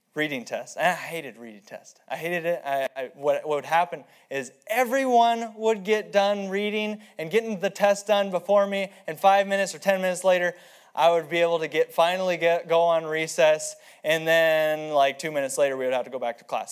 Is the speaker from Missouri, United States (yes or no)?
no; Aberdeen, South Dakota, United States; I'm from Aberdeen and the land of the flat, flat and the home of the plains, the Great Plains, because it's greatly plain